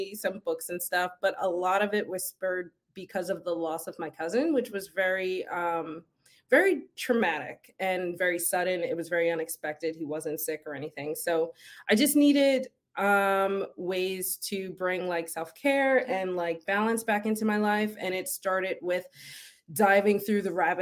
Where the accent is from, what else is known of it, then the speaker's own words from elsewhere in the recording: Philadelphia, Pennsylvania, United States; I grew up in Philly, so I grew up around a lot of Italians.